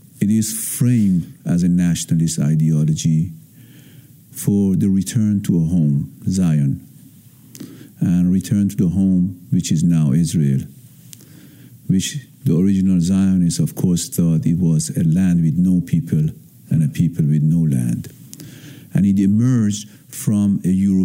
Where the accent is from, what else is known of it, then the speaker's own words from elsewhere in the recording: Iran; moved away; I was born in Iran, and I was born in a very political family